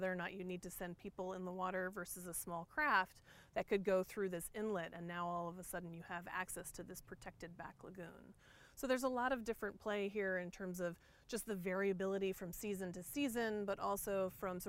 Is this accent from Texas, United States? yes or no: no; Santa Cruz, California, United States; I was born in Santa Cruz, California.